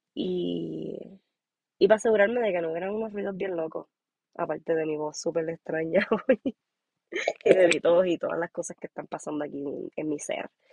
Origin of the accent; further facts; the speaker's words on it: Puerto Rico; moved away as an adult; now in Aspen, United States; Soy boricua de Puerto Rico. este, o sea, nací y criada en Puerto Rico